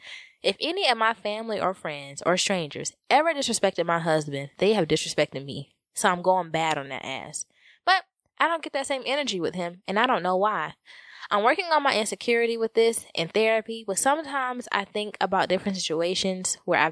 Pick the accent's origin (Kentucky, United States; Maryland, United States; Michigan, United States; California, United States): California, United States; Mind you, he is from the South, and his family is very close. And I am from California, and not as close to my family as he is.